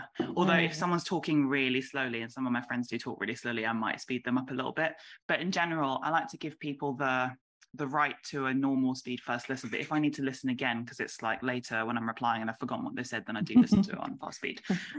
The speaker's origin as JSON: {"language": "English", "town": "Warrington", "region": "North West England", "country": "United Kingdom", "said": "I'm from Manchester, but not really. I'm from Warrington"}